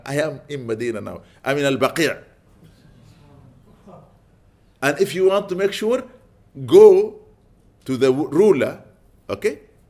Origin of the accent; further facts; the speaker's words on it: London, United Kingdom; Where do you come from? I said, I'm London.